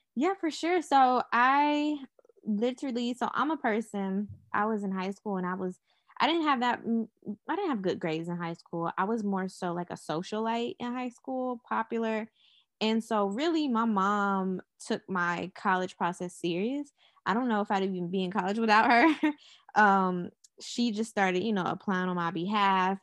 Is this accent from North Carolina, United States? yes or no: yes; Charlotte, North Carolina, United States; I'm from Charlotte, North Carolina. I was born here